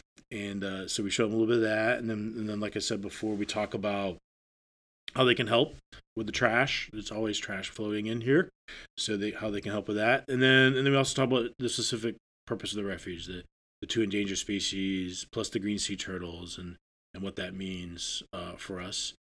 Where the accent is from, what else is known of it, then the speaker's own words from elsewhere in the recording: Maine, United States; So I grew up in Northern Maine.